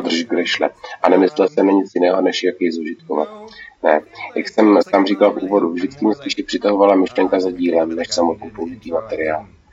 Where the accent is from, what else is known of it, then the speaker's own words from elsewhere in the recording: Seattle, Washington, United States; now in Los Angeles, United States; Když jsem jako malý žil v Seattlu